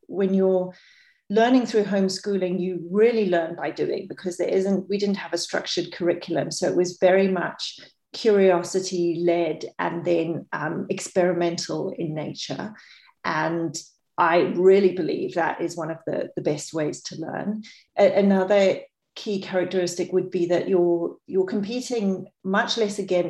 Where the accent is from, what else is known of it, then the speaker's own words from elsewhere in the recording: Botswana; also born or lived in New Zealand; I was brought up in New Zealand and mainly Botswana